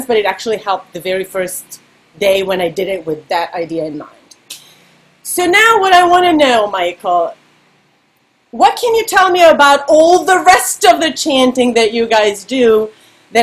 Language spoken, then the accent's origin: English; Serbia; English is a second language; moved away; me growing up in Serbia and learning all the pop songs by imitating them